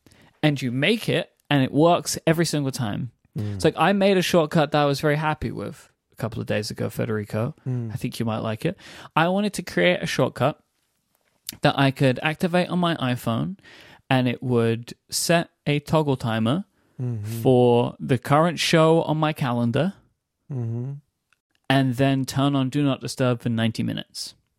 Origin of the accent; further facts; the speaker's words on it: United Kingdom; now in United States; I'm the British person suggesting this.